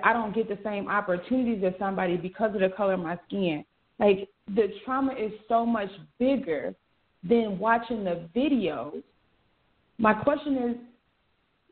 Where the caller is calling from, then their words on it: Atlanta, Georgia, United States; I'm calling from Atlanta